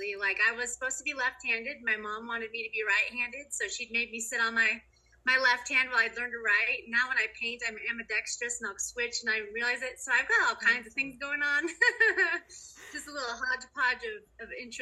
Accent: North Bend, Washington, United States; also born or lived in Rawlins, Wyoming; I grew up in North Bend, which is right next to Snoqualmie Pass

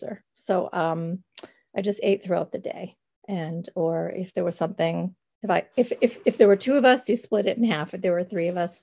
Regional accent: the Berkshires, Massachusetts, United States; I am from the Berkshires of Massachusetts

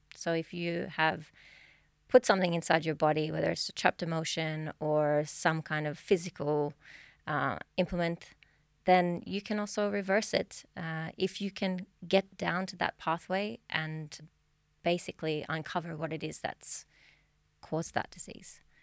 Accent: Australia; now in Sweden; I'm from Australia, if you didn't catch the accent.

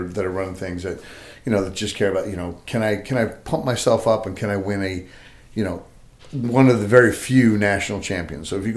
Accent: Patchogue, New York, United States; I grew up in Patchogue and I played with the North Patchogue Medford Youth Athletic Association

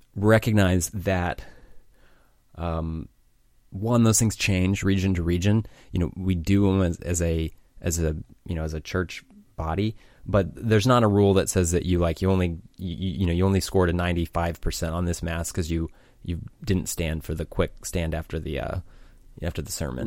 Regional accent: United States; I'm from America

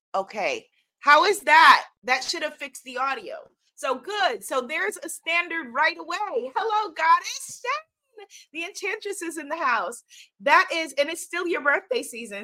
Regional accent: New York, United States; accent: New York; my New York accent

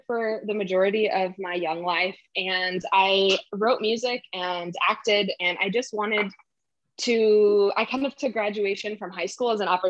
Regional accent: Santa Fe, New Mexico, United States; moved away as an adult; now in Los Angeles, United States; And then when I was 18, I moved to music school in LA. So I moved from Santa Fe, New Mexico, and moved to LA, and I went to AMDA.

